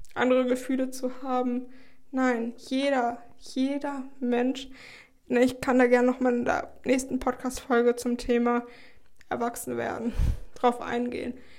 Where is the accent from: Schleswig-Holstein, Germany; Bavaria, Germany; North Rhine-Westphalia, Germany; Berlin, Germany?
Schleswig-Holstein, Germany; moved away as an adult; now in Heidelberg, Germany; ich komme ja aus Schleswig-Holstein